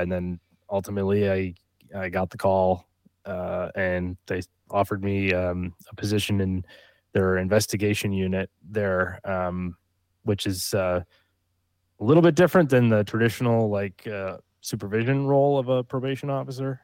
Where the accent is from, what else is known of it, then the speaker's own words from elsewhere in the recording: upstate New York, United States; moved away as an adult; also born or lived in Long Island, New York; now in Texas, United States; I'm from upstate New